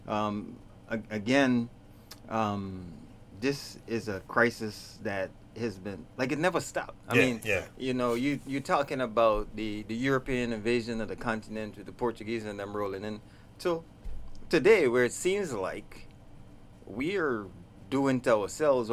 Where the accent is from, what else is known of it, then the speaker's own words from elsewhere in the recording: Guyana; moved away; also born or lived in New York; I hail from Guyana